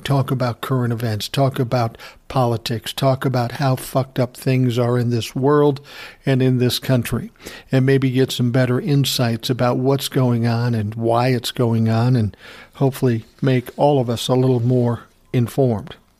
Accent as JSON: {"language": "English", "town": "Minneapolis", "region": "Minnesota", "country": "United States", "tie": "born or raised there", "said": "I grew up in South Minneapolis"}